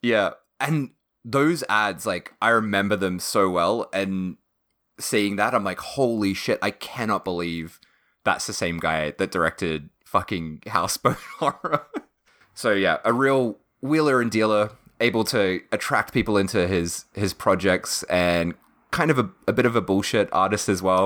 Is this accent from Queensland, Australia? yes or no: no; Victoria, Australia; Matt and I being like from Victoria as well